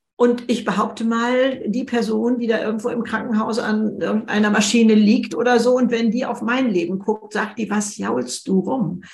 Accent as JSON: {"language": "German", "country": "Germany", "said": "bei uns in Deutschland"}